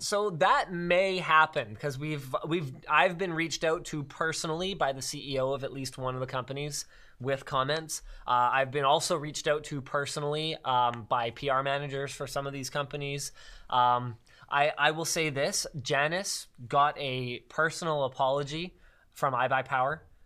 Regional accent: Canada; we're Canadian

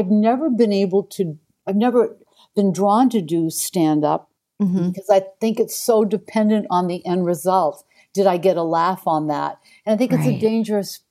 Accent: Portland, Maine, United States; moved away; also born or lived in Toronto; I grew up in Portland, Maine, and I was, you know, at 11 years old or 9 years old, I was doing children's theater

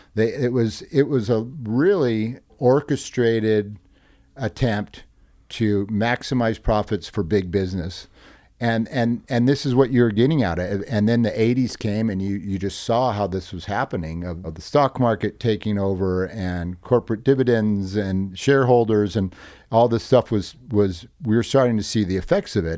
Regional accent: Hermosa Beach, California, United States; We come from Hermosa

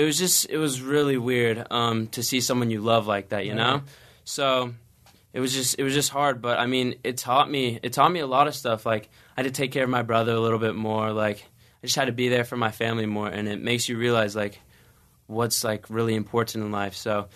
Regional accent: Pasadena, California, United States; I mean, I was born in Pasadena, grew up here. I just moved around a lot because my dad's in the Navy.

